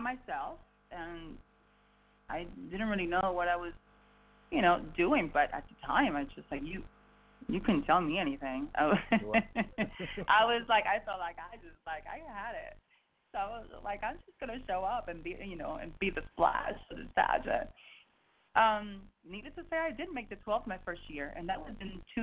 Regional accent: Miami, Florida, United States; I was raised in Miami

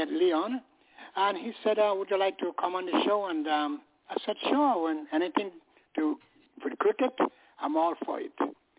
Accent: England, United Kingdom; now in United States; When I moved here from England, I was keeping up with the game and all that in England. I played for a club there

